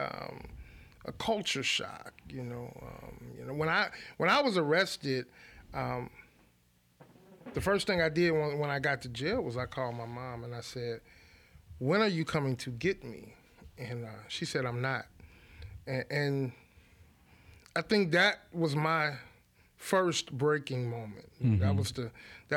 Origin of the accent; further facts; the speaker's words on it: Baton Rouge, Louisiana, United States; when I was about 3 years old, my mother married my stepfather, who in turn moved us to Glen Oaks. I was essentially raised in Glen Oaks